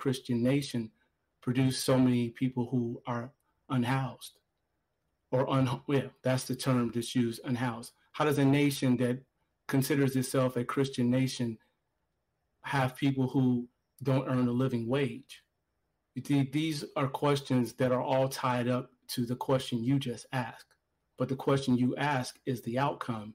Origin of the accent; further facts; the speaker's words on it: Gary, Indiana, United States; I grew up in Gary, Indiana, where there was a steel mill.